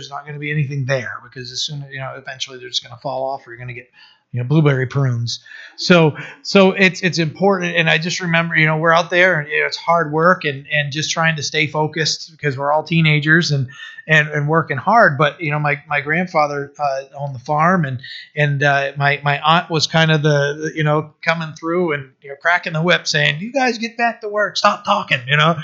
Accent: Maine, United States; I'm from Maine

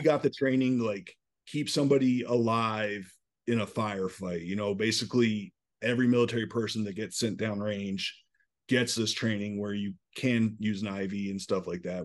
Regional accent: Newport, Rhode Island, United States; moved away as an adult; also born or lived in upstate New York; I grew up right outside Newport, Rhode Island

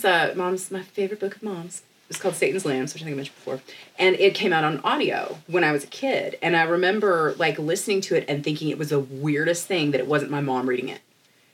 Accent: Russia; accent: Russian; English is a second language; So yeah, he kindly does not mock my Russian accent.

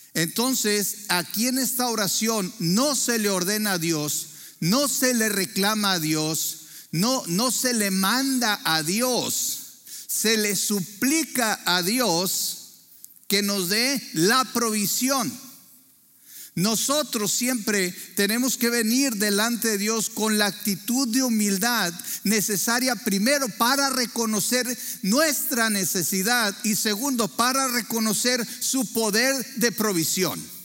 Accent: Torreón, Coahuila, Mexico; nacimos en Torreón, Coahuila

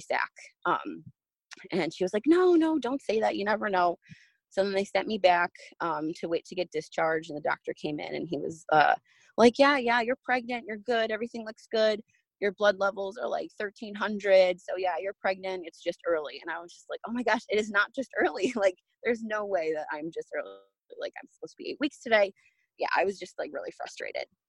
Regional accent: New Jersey, United States; moved away as an adult; now in Orlando, United States; I'm originally from New Jersey, but um, when I was almost 19, I moved down to Orlando, Florida to work at Disney World

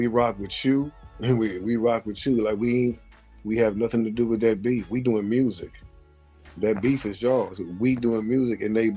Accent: Midwest, United States; We're not East Coast. We're from the Midwest.

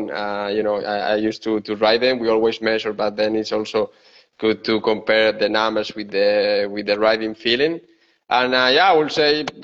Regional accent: Spain; English is a second language; moved away as an adult; also born or lived in Seville, Spain; now in Bergamo, Italy; I'm from Spain. Yeah, I'm from Spain.

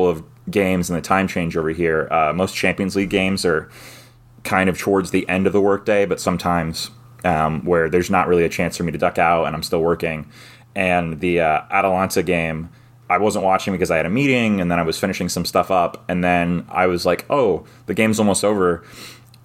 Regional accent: United States; as an American

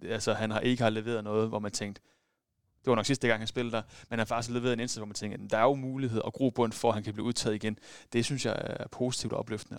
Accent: West Jutland, Central Denmark Region, Denmark; jeg er fra Vestjylland af

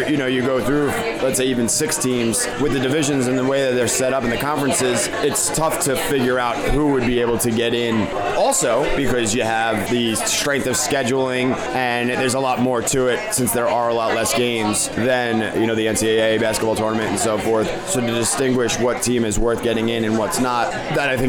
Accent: Lindenhurst, New York, United States; growing up in Long Island

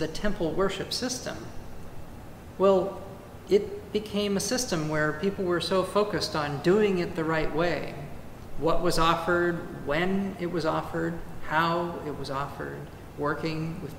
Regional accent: California, United States; moved away; also born or lived in Carmel Valley, California; My home state of California

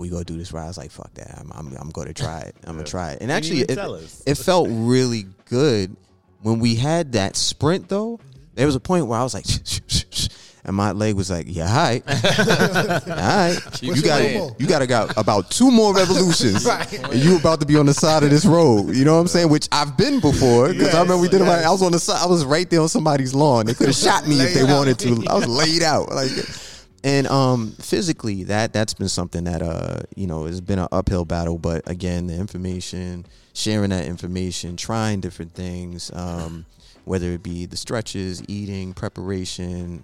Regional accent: New York City, New York, United States; I grew up in New York City

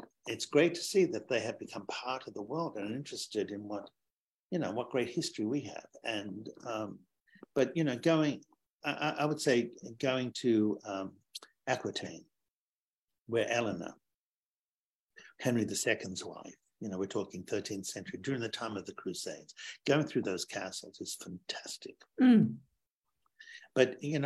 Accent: Sydney, New South Wales, Australia; I grew up in Sydney as a young boy

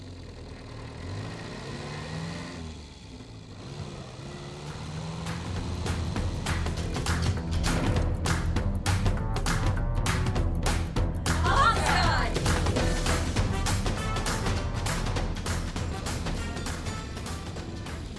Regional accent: England, United Kingdom

